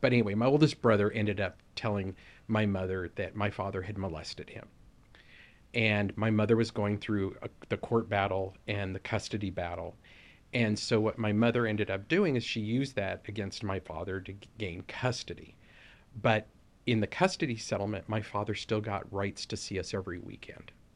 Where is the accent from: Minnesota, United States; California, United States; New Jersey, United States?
California, United States; Los Angeles; we grew up in Southeast L A, in a predominantly Black community.